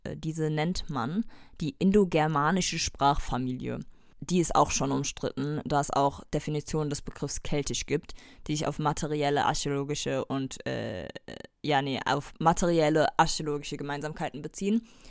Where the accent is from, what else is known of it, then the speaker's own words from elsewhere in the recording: Germany; wir als Deutsche